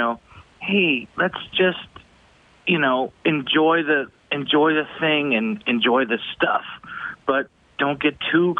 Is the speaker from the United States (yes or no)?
no; Edmonton, Alberta, Canada; I grew up in Edmonton, born in 80.